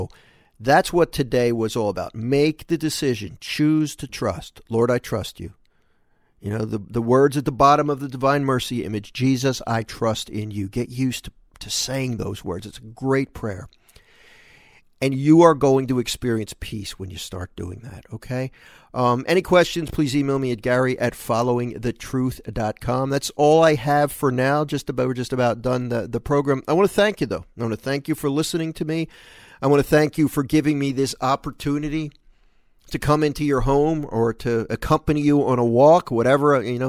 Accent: Philadelphia, Pennsylvania, United States; I grew up in Philadelphia, and we had, you don't see them as much anymore.

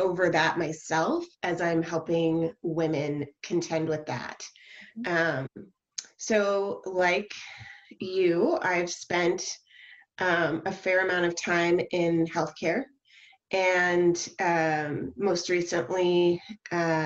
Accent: Southern California, United States; now in Portland, United States; I grew up in Southern California.

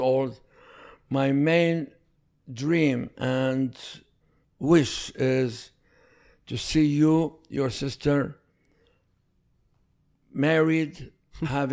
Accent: Iraq; English is a second language; moved away as an adult; also born or lived in Athens, Greece; now in United States; I left Iraq when I was 26 years old

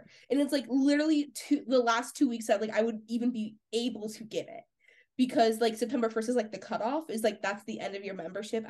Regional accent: California, United States; moved away as an adult; also born or lived in Oklahoma; I was from California going all the way to Oklahoma

